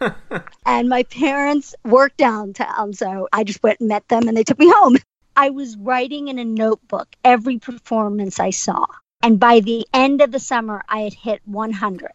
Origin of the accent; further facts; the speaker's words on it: Cincinnati, Ohio, United States; also born or lived in Sri Lanka; I was born in Sri Lanka and I didn't move to Cincinnati till I was five